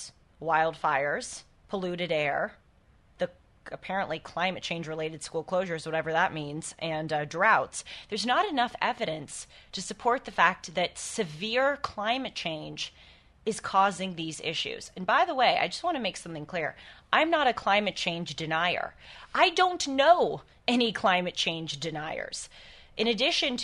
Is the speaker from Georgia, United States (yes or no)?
no; California, United States; here in my home state of California